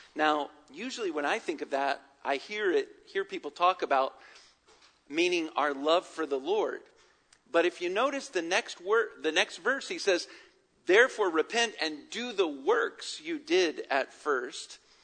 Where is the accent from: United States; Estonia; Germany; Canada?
United States; Virginia; now in Atlanta, United States; growing up in Virginia